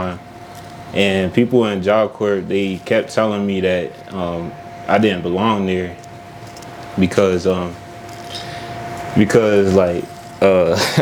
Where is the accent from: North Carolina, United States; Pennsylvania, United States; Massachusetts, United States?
Pennsylvania, United States; Harrisburg; I'm from Harrisburg, Pennsylvania